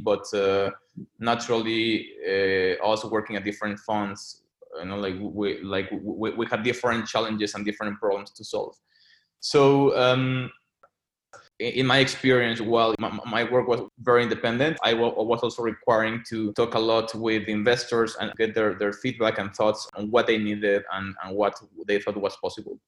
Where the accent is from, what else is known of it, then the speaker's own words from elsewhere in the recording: Mexico City, Mexico; moved away as an adult; also born or lived in London; I was born and raised in Mexico City